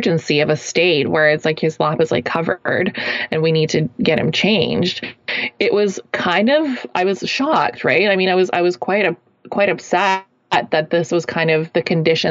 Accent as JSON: {"language": "English", "town": "Kelowna", "region": "British Columbia", "country": "Canada", "tie": "born or raised there", "moved": "yes", "said": "my hometown, Kelowna, British Columbia, Canada here"}